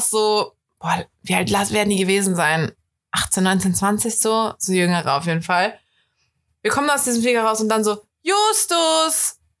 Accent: Cologne, North Rhine-Westphalia, Germany; als Kölner finde ich es immer richtig scheiße

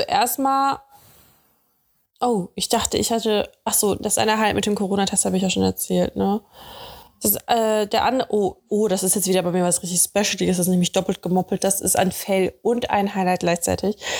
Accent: Dortmund, North Rhine-Westphalia, Germany; now in Cologne, Germany; in Dortmund, in meiner Heimat

